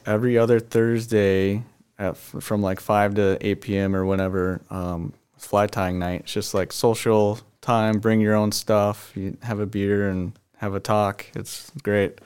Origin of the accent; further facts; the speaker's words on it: Lake Minnetonka, Minnesota, United States; we grew up on Lake Minnetonka, and that's all we did was fish and wakeboard